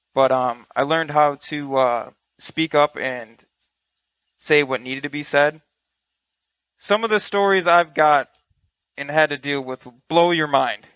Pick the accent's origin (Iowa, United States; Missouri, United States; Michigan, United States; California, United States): Michigan, United States; I'm from Michigan